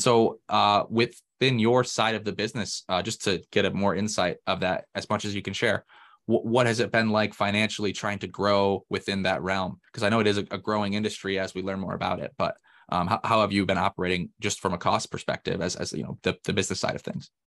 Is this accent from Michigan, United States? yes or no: yes; Michigan, United States; moved away; also born or lived in Indiana; I'm actually from Michigan originally